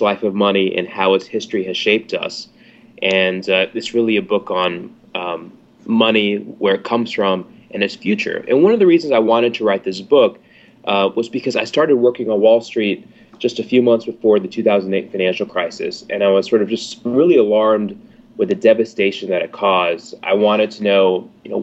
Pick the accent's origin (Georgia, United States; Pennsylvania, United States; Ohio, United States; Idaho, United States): Georgia, United States; Atlanta; moved away; also born or lived in New Hampshire / London / New Orleans; I'm from Atlanta